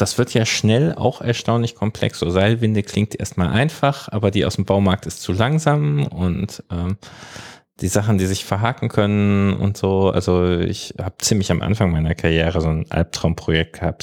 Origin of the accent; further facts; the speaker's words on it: Ruhr area, North Rhine-Westphalia, Germany; komme ich so richtig aus dem Ruhrgebiet oder meine Großeltern kommen aus Essen, Ruhrgebietiger geht's nicht